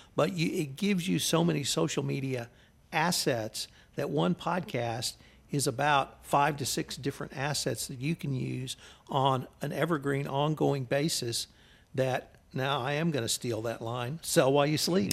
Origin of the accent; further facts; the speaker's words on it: Houston, Texas, United States; moved away as an adult; now in Kerrville, United States; I was from Houston.